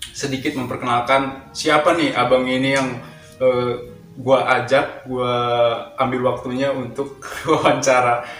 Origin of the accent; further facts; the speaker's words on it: Medan, North Sumatra, Indonesia; also born or lived in Riau; aku juga aslinya Medan tapi e, orang tua pindah ke Riau jadi kalau misalnya ditanya asli aku asli Medan